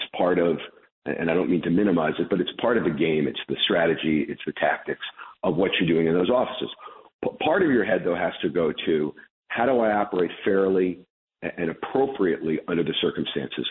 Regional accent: Chicago, Illinois, United States; also born or lived in Brooklyn, New York; although I was born in Brooklyn when I was a kid, in 1968, my parents moved me to Chicago

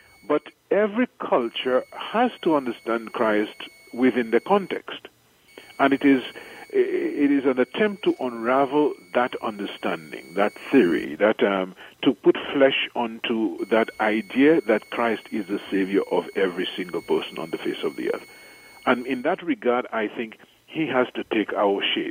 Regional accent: St. Lucia; moved away as an adult; also born or lived in Trinidad / Chicago / Rome; now in Dominica; I am from the island of St. Lucia, I was born in St. Lucia

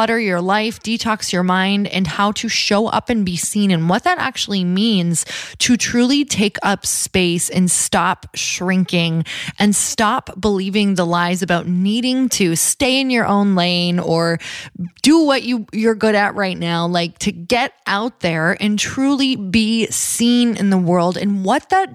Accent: Midwest, United States; now in California, United States; I'm from the Midwest

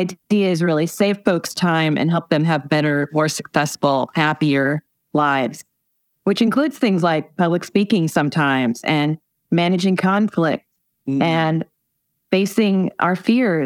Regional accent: Indiana, United States; my home state of Indiana

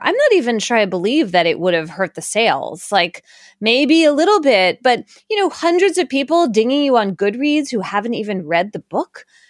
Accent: Philadelphia, Pennsylvania, United States; moved away; also born or lived in New Haven, Connecticut; I grew up in Philadelphia and then moved to New Haven

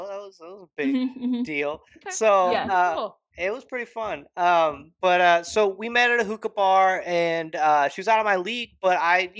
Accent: Alpharetta, Georgia, United States; I grew up in Georgia. Yes, I grew up in Alpharetta.

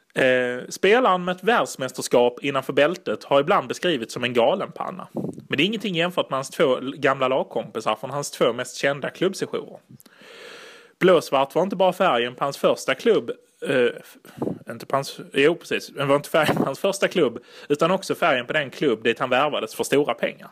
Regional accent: Italy; jag är ju italienare

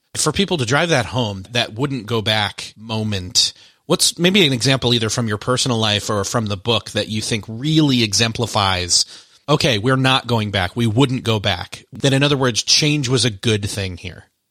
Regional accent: Rochester, New York, United States; moved away; My hometown is actually Rochester, New York, where Kodak is headquartered

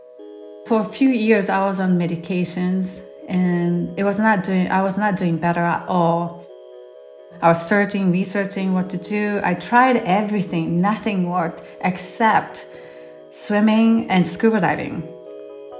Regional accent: Japan; moved away; I'm from Japan originally

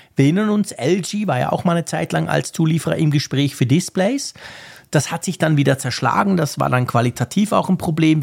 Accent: Bern, Switzerland

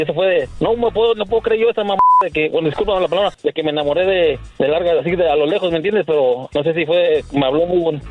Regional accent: Mexico; also born or lived in Querétaro / Guadalajara; yo soy de Querétaro y de Guadalajara

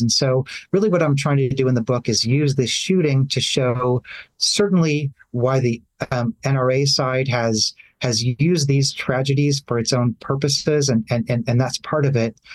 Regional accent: Nashville, Tennessee, United States; my hometown of Nashville, Tennessee

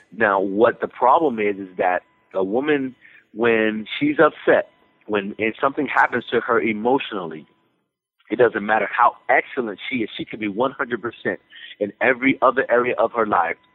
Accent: Texas, United States; I'm I'm from Texas

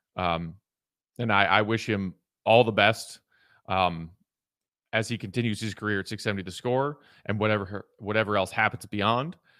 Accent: Chicago, Illinois, United States; also born or lived in New York City / Los Angeles; I moved back from New York City in the fall of twenty fourteen to my sweet home, Chicago

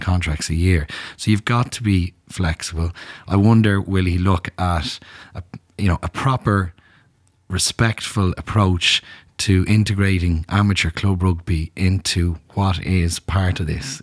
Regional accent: Dublin, Leinster, Ireland; when I was growing up in Dublin

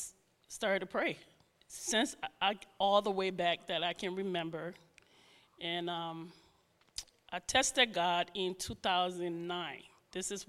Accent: New York, United States; also born or lived in Rhode Island / New Jersey; now in New Hope, United States; Yeah, and now I grew up in New York. I lived in a little bit in Rhode Island, New Jersey, and then here. And now I live in New Hope.

